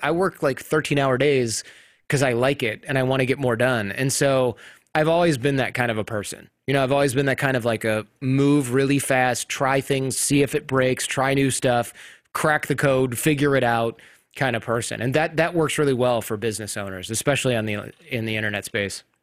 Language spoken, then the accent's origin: English; Michigan, United States; I grew up in Michigan